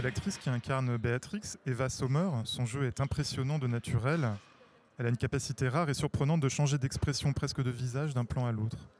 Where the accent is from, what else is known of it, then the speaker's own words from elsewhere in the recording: France; chez nous en France